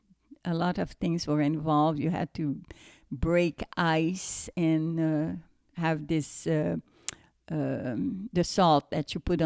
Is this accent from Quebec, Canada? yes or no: yes; Montreal, Quebec, Canada; first language French; English is a second language; moved away as an adult; now in United States; Well, I am from Quebec, so it's French Canadian. And when I went to the United States, I was about 20, turning 21. And I really did not speak English because where I was in Montreal, it was really just French speaking people.